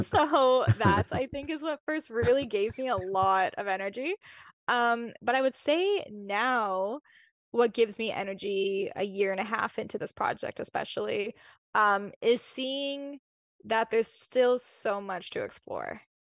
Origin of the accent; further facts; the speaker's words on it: Winnipeg, Manitoba, Canada; born and raised in Winnipeg